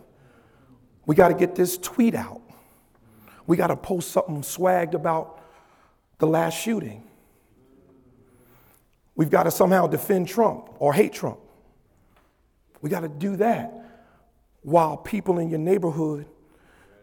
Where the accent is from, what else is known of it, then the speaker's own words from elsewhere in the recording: Paterson, New Jersey, United States; I grew up in Christ Temple Missionary Baptist Church in Paterson, New Jersey.